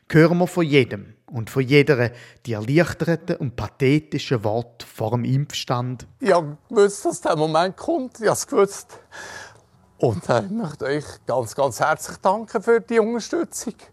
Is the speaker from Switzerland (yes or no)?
yes; Switzerland; Und obwohl wir die Pandemie als Schweizer zwar die meiste Zeit in der VIP-Loge haben können verbringen, just relaxing in the Swiss Alps.